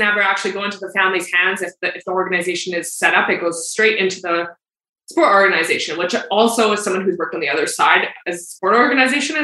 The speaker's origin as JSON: {"language": "English", "town": "Calgary", "region": "Alberta", "country": "Canada", "tie": "born or raised there", "said": "I grew up in Calgary. I still live in Calgary"}